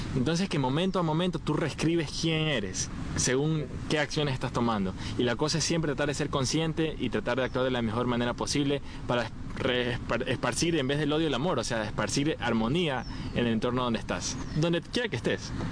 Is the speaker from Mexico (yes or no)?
no; Ecuador; soy ecuatoriano